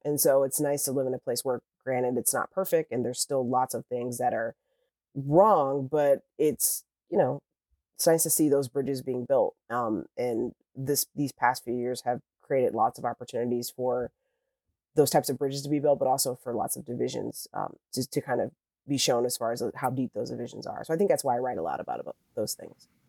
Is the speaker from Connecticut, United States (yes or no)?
no; Cleveland, Ohio, United States; moved away as an adult; also born or lived in Indianapolis, Indiana / Sacramento, California; now in Los Angeles, United States; I'm actually from the Midwest. Um, I actually from Cleveland, Ohio. Well, a suburb outside of Cleveland, Ohio.